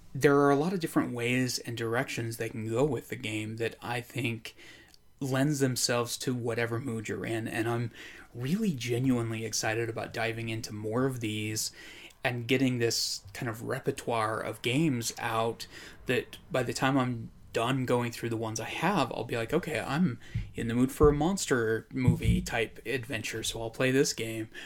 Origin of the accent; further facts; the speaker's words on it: Idaho, United States; I grew up in Idaho.